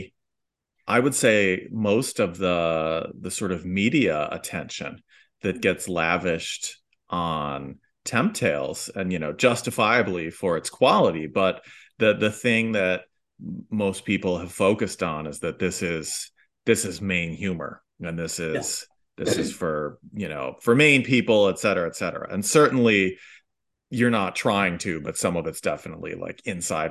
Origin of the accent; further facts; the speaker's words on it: Midwest, United States; also born or lived in New England; now in Maine, United States; I'm originally from the Midwest.